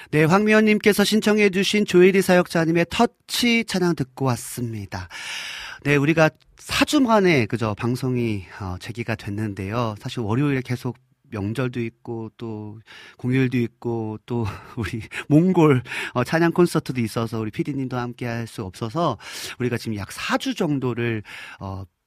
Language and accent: Korean; Hwacheon, Gangwon, South Korea; moved away; 저는 뭐 강원도 화천군 하남면 원천리 산반에 살았던 완전 시골뜨 완전 완전 시골뜨기였거든요